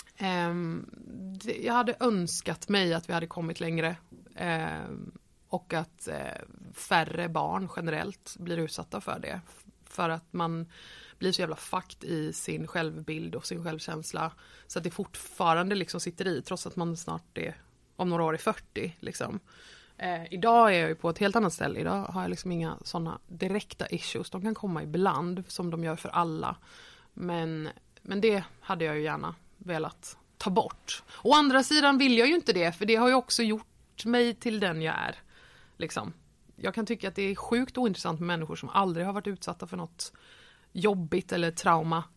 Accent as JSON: {"language": "Swedish", "town": "Nybro", "region": "Kalmar County", "country": "Sweden", "tie": "born or raised there", "also_born_or_lived": "Varberg / Falkenberg", "moved": "as an adult", "lives_now": "Malmö, Sweden", "said": "Och då flyttade vi till Nybro som ligger på östkusten"}